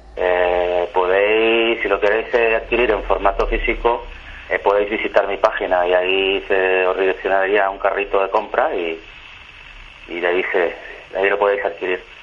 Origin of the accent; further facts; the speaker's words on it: Mexico; now in Valencia, Spain; soy un chico mexicano, de origen español, que vivo desde hace mucho tiempo en España, en Valencia